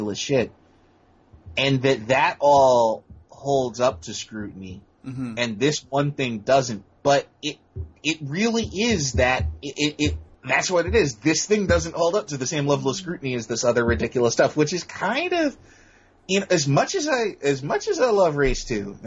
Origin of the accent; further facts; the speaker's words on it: United States; as an American